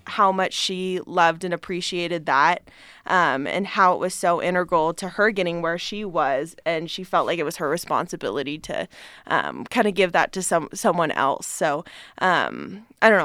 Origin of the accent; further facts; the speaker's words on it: Reno, Nevada, United States; I'm from Reno